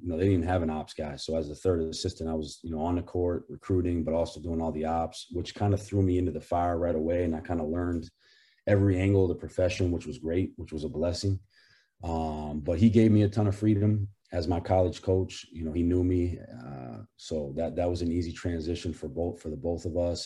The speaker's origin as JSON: {"language": "English", "town": "Portland", "region": "Maine", "country": "United States", "said": "I'm from Portland, Maine, which is about two hours south of where the campus is"}